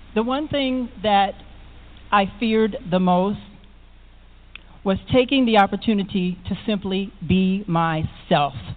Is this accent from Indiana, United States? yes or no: yes; South Bend, Indiana, United States; also born or lived in Chicago, Illinois; I was born and raised in South Bend, Indiana